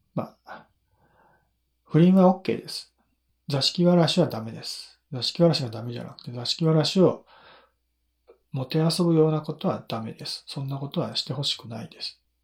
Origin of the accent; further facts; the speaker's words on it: Nagano, Japan; 地元が長野県だからね、地元、長野県の御嶽百草岩っていうものを知ってて当然だよね